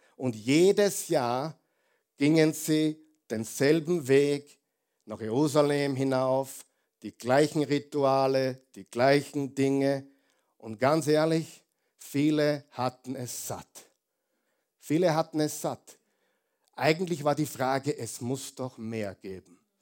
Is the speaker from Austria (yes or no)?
yes; Austria; Wir sind Österreicher, die meisten von uns